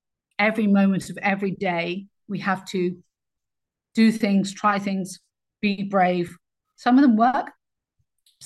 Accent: Cornwall, South West England, United Kingdom; also born or lived in Hong Kong; I grew up in Cornwall, and Cornwall, for those that don't know England very well, is the very southwest

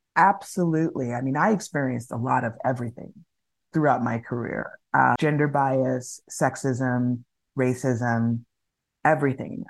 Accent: Los Angeles, California, United States; moved away as an adult; also born or lived in New York City; I am born and raised in Los Angeles, one of the few people who are actually born and raised in Los Angeles, California

